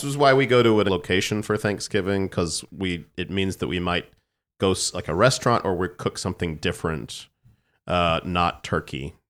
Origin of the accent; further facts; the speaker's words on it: San Antonio, Texas, United States; growing up in San Antonio, it's never that cold